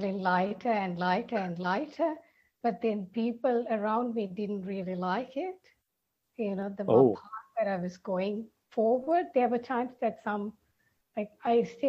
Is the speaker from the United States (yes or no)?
no; Sri Lanka; I am from Sri Lanka